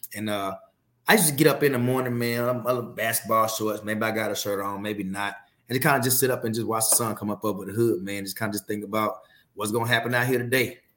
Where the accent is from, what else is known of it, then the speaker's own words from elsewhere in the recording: Fort Worth, Texas, United States; growing up in Fort Worth, the worst zip codes of Fort Worth